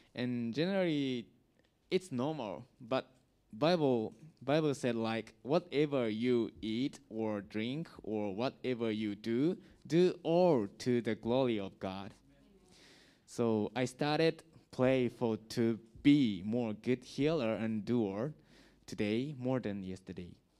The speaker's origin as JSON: {"language": "English", "country": "Japan", "second_language": "English", "moved": "yes", "lives_now": "Vietnam", "said": "I'm from Japan"}